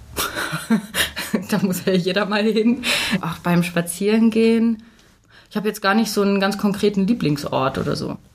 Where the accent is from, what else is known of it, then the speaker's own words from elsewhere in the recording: Hanover, Lower Saxony, Germany; ich komme nicht aus München. Ich äh, komme aus Hannover